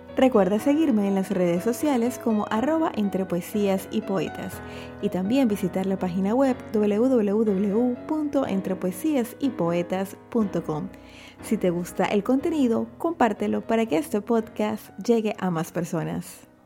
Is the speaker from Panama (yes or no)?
yes; Panama; En mi país, Panamá